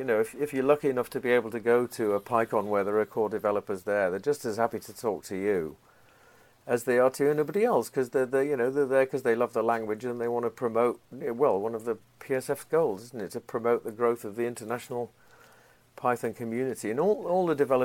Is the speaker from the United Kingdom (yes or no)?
yes; Yorkshire and the Humber, United Kingdom; moved away as an adult; also born or lived in Portland, United States / East Coast, United States; now in United States; I come from Yorkshire, and we're supposed to be blunt there, too